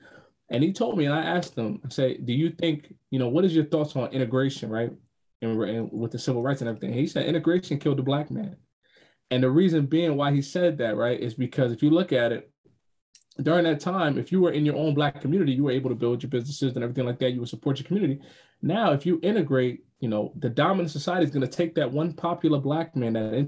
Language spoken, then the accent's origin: English; Spring Valley, New York, United States; moved away; I'm from New York. I'm from Spring Valley, New York, right? Every time I always go back, because I still got family there